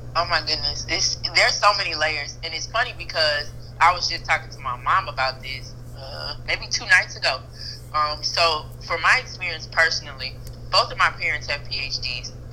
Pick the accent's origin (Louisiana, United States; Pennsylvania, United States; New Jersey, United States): Louisiana, United States; Zachary; moved away as an adult; also born or lived in Baton Rouge, Louisiana; now in Houston, United States; I'm originally from Louisiana, from Zachary, Louisiana, um, and Baton Rouge, Louisiana